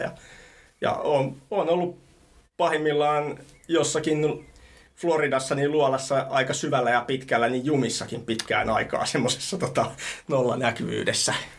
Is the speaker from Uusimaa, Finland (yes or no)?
yes; Helsinki, Uusimaa, Finland; also born or lived in Thailand; mä oon Rööperistä Punavuoresta kotosin